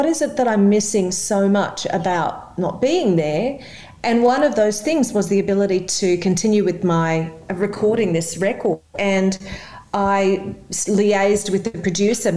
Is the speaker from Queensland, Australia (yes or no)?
yes; Mackay, Queensland, Australia; moved away as an adult; also born or lived in New York, United States; I am originally from Mackay